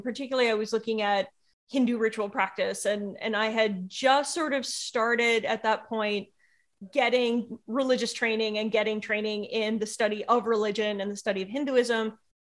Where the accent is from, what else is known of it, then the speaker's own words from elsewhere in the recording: United States; being an American